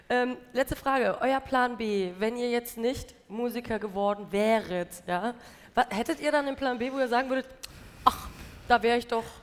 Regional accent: Hesse, Germany; Hi. Ähm, ich komme aus der Nähe von Frankfurt und wir gehen die letzten zwei Jahre eigentlich immer nach Frankfurt aufs Konzert.

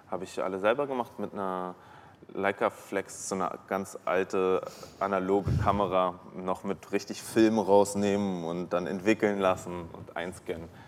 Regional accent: Berlin, Germany; born there; ich bin ja ein Großstadtmensch, ich bin hier geboren, ich bin in Berlin geboren, zwischen Kotti und Kudamm.

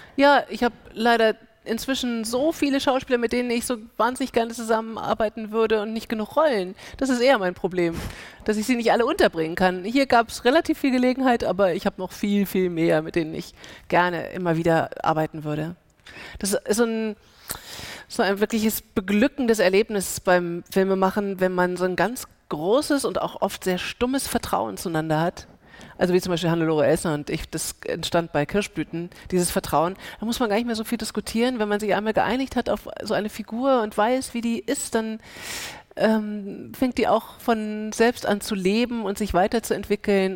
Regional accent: Germany; first language German; also born or lived in United States; Weil Deutsch meine Sprache ist und weil dieses äh, Land mein Land ist

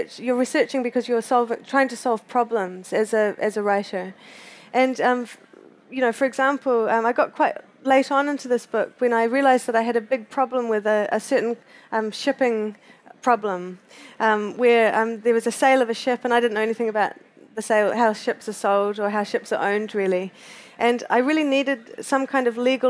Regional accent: Christchurch, Canterbury, New Zealand; also born or lived in Canada; I grew up in Christchurch, which is on the east coast of the South Island of New Zealand

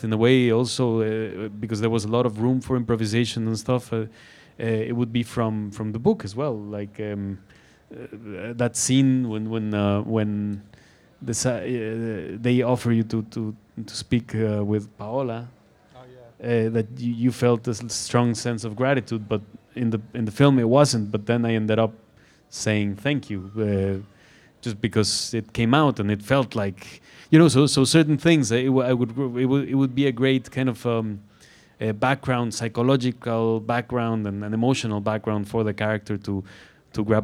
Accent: Guadalajara, Jalisco, Mexico; From Guadalajara. I'm from Guadalajara

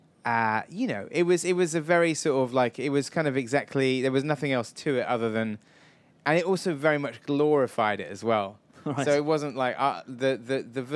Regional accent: Wells, South West England, United Kingdom; moved away; I come from a little town in Somerset that was also the location for Hot Fuzz, Wells in Somerset

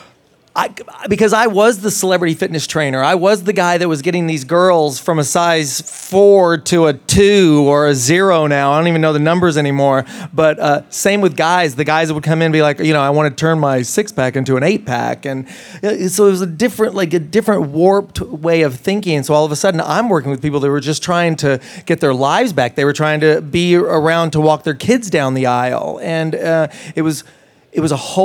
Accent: Tennessee, United States; also born or lived in Las Vegas, Nevada; I was raised in Tennessee

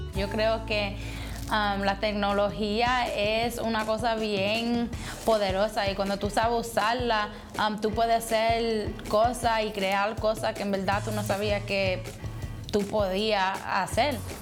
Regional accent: New York City, New York, United States; Yo nací en Brooklyn, Nueva York, y yo nací en una comunidad que en verdad era mayoría afroamericano y latino

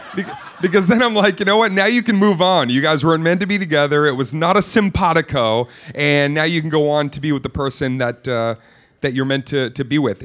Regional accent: Boston, Massachusetts, United States; also born or lived in Cape Cod; I grew up in Boston

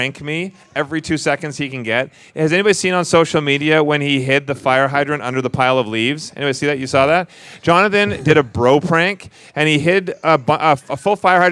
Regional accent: Vancouver, British Columbia, Canada; moved away as an adult; now in Las Vegas, United States; We're from Vancouver originally, so we are Canadian, but we shoot more in the U.S. than we do in Canada

